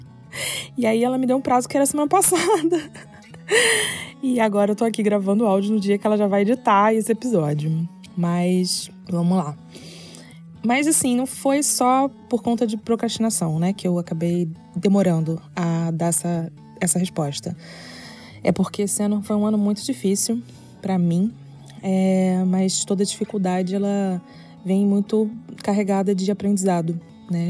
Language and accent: Portuguese; Rio de Janeiro, Brazil; Eu sou carioca